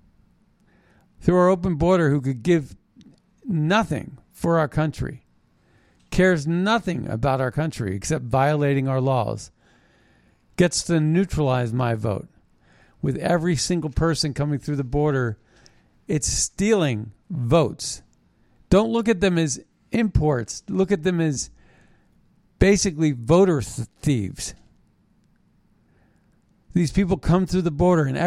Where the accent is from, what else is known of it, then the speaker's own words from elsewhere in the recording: United States; I was born in America